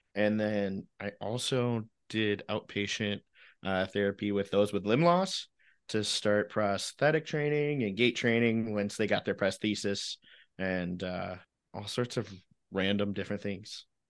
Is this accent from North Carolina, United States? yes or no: no; Illinois, United States; I grew up in Illinois